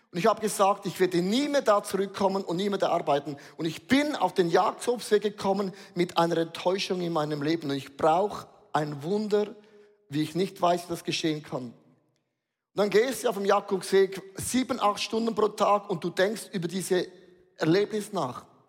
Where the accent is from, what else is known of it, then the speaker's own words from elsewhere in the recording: Switzerland; Wir sind Schweizer